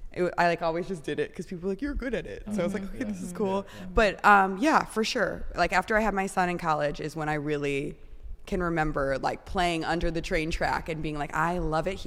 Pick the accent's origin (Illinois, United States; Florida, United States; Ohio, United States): Illinois, United States; Elk Grove Village; moved away as an adult; also born or lived in Chicago; now in Los Angeles, United States; So I grew up like right outside of the city, right by the airport in Elk Grove.